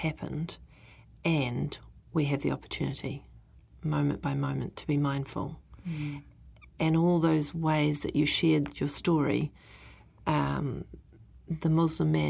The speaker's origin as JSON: {"language": "English", "region": "South Island", "country": "New Zealand", "tie": "born or raised there", "said": "I grew up in the South Island."}